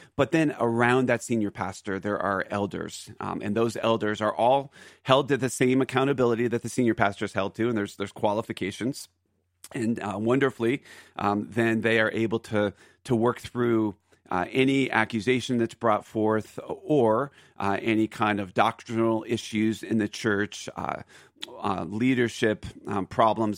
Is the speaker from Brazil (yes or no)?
no; Philadelphia, Pennsylvania, United States; now in Aurora, Colorado, United States; Philly, which is my home, Philadelphia